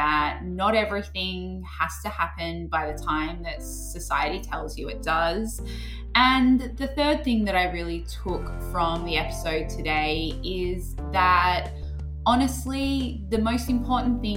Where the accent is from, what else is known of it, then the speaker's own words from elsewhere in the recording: Australia; I'm Australian